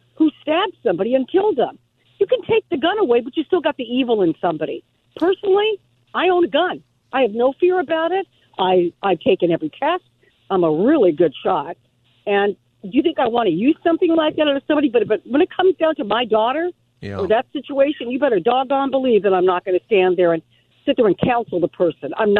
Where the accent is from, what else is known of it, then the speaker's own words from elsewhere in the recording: Southern California, United States; I grew up in Southern California.